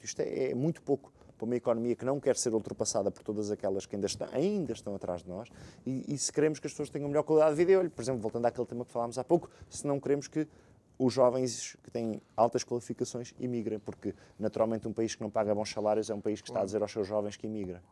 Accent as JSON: {"language": "Portuguese", "country": "Portugal", "said": "enquanto português, procuro sempre ser otimista, acreditar no meu país"}